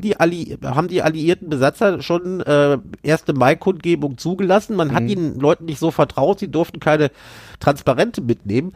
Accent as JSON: {"language": "German", "region": "North Rhine-Westphalia", "country": "Germany", "tie": "born or raised there", "said": "bei uns in Nordrhein-Westfalen"}